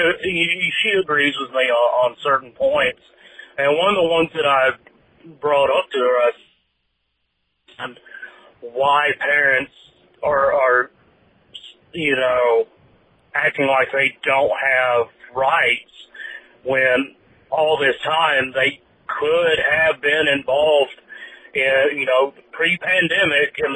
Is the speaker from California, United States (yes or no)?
no; Tennessee, United States; my home state is Tennessee. I grew up there, was educated there